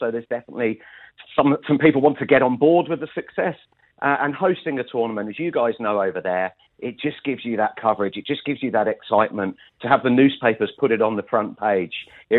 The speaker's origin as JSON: {"language": "English", "region": "England", "country": "United Kingdom", "tie": "born or raised there", "moved": "yes", "lives_now": "Sydney, Australia", "said": "I'm an Englishman by birth."}